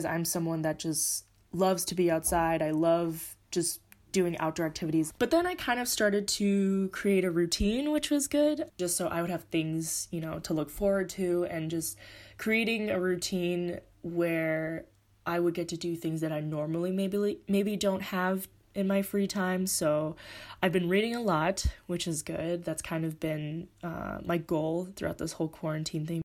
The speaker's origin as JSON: {"language": "English", "region": "California", "country": "United States", "moved": "as an adult", "lives_now": "Madrid, Spain", "said": "I am currently living in Madrid, Spain right now. I am from California"}